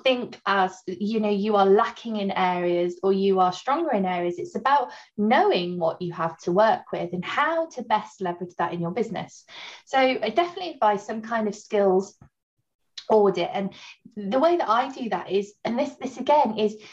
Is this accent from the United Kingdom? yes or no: yes; Barmouth, Wales, United Kingdom; moved away as an adult; also born or lived in Newcastle; now in Lincoln, United Kingdom; I grew up in Barmouth